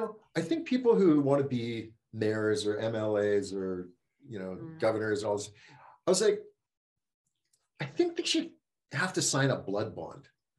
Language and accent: English; Canada; as being a Canadian.